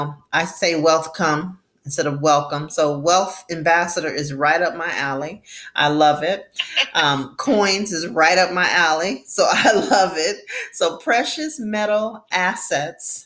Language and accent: English; Florida, United States; My home state